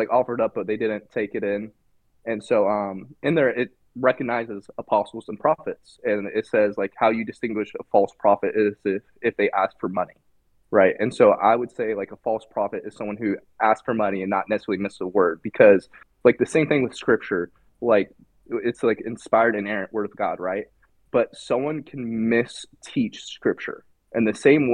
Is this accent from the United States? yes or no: yes; Indiana, United States; now in North Carolina, United States; I was from Indiana